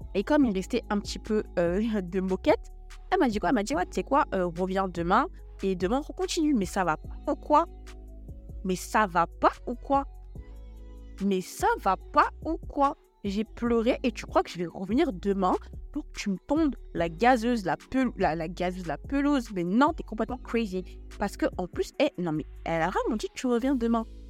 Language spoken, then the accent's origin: French; Paris, Île-de-France, France; je vous donne des adresses sur Paris, parce que je suis parisienne